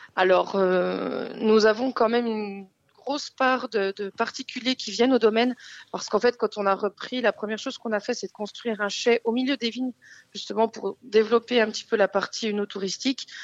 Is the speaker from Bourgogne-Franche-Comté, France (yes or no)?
yes; Bourgogne-Franche-Comté, France; also born or lived in Paris; la, la Franche-Comté, c'est ma ma région natale